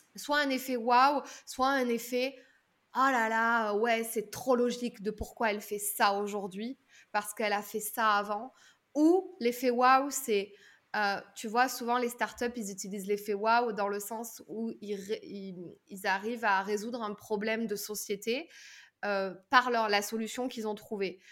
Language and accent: French; southern France, France; aujourd'hui j'ai 33 ans, je viens du sud de la France